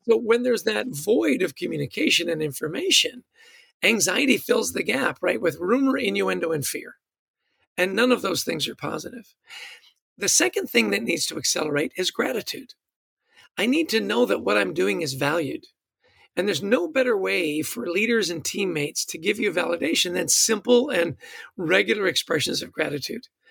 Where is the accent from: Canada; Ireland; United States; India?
Canada; I'm Canadian